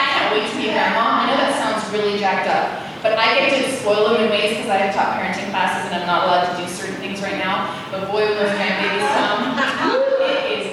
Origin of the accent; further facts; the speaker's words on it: Canada; I'm from Canada